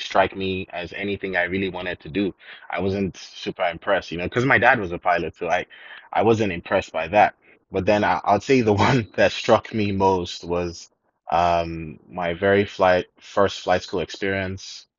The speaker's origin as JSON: {"language": "English", "country": "Nigeria", "tie": "born or raised there", "also_born_or_lived": "South Africa", "said": "I'm Nigerian. Um, I grew up okay. in Nigeria most of the time."}